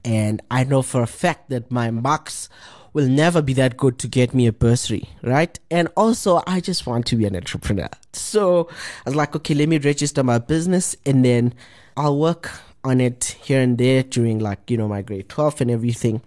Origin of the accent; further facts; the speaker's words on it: Johannesburg, Gauteng, South Africa; born and bred in Alexandra Township.